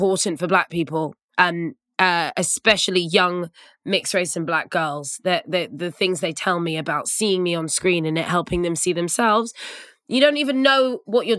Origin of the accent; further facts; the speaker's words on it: United Kingdom; being a mixed race person growing up in Britain